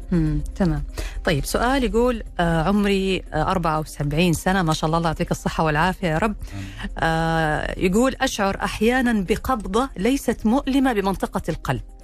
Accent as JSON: {"language": "Arabic", "country": "Saudi Arabia", "said": "عندنا في السعودية"}